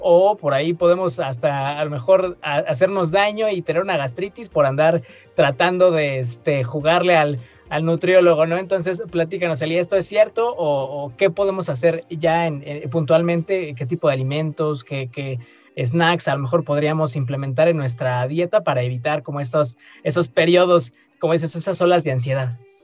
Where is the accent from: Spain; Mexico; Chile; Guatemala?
Mexico; como mexicanos